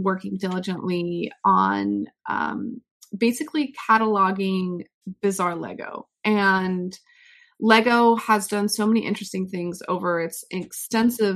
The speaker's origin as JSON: {"language": "English", "country": "United States", "said": "as an American"}